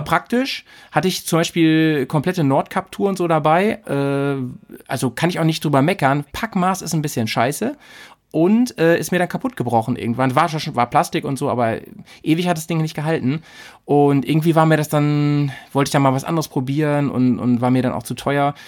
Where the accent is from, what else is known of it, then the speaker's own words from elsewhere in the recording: near Hanover, Lower Saxony, Germany; ich komme aus der Nähe von Hannover